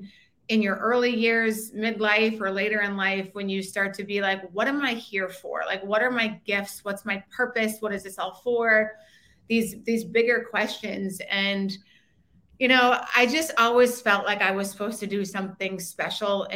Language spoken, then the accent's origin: English; Bismarck, North Dakota, United States; moved away as an adult; also born or lived in Minnesota / Washington, D.C.; I am from Bismarck, North Dakota